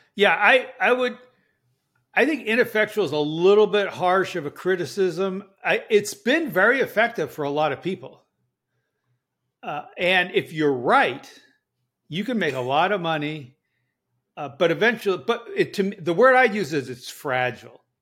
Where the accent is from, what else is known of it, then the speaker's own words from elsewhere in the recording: Berkeley, California, United States; I was born in Berkeley, California